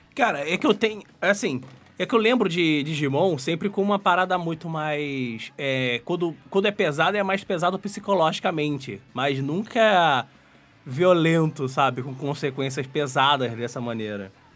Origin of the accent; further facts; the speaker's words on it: Brazil; eu cresci no Brasil.